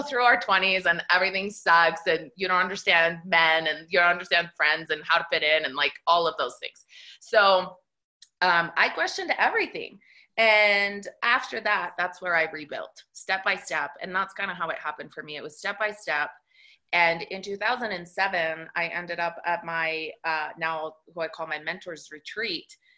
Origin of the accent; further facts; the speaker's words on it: Italy; moved away; Because I was raised in Italy, in a Catholic country. My family is all Italian.